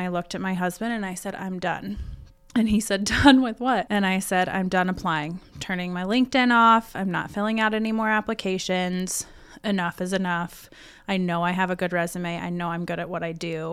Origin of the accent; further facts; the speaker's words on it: Selma, Indiana, United States; also born or lived in Muncie, Indiana / Pendleton, Indiana / Fishers, Indiana; now in Yorktown, United States; I've kind of been all around East Central Indiana. But I would definitely say that I grew up the most in Selma